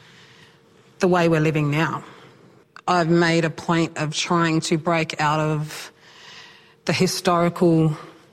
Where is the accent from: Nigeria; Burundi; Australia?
Australia; Point Pearce, South Australia; I was raised on Point Pierce Mission, one of the oldest missions here in South Australia